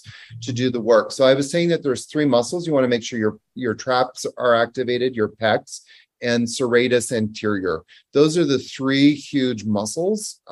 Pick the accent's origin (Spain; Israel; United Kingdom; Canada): Canada; moved away as an adult; also born or lived in New York; now in Costa Rica; So I'm originally from Canada, but I lived in New York for the better part of 10 years, from 2001 until 2010